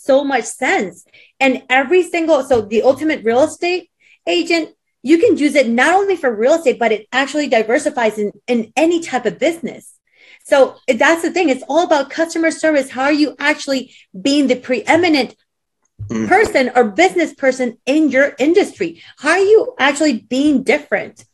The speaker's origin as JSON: {"language": "English", "country": "Puerto Rico", "tie": "born or raised there", "also_born_or_lived": "Texas / Peru", "moved": "yes", "said": "I was raised in Puerto Rico and I was raised in Peru. So I'm half Peruvian, half Puerto Rican."}